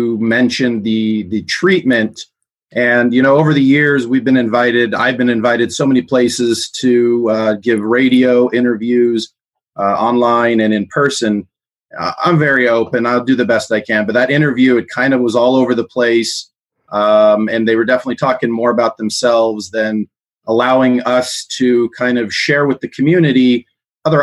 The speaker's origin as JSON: {"language": "English", "region": "Southern California", "country": "United States", "tie": "born or raised there", "also_born_or_lived": "South Africa", "said": "We grew up in Southern California."}